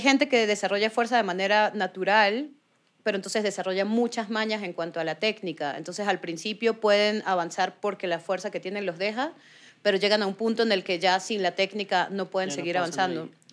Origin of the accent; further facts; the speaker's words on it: Venezuela; moved away as an adult; now in Bogotá, Colombia; yo nací en Venezuela. Mi papá es colombiano. Él nació en el Socorro Santander. Y pues tengo las dos nacionalidades y hace casi nueve años vivo en Bogotá.